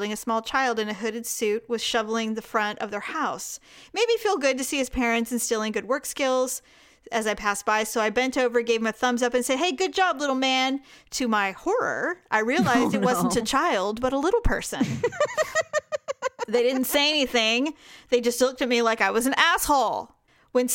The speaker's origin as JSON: {"language": "English", "region": "California", "country": "United States", "tie": "born or raised there", "said": "I'm from Podunk, Northern California."}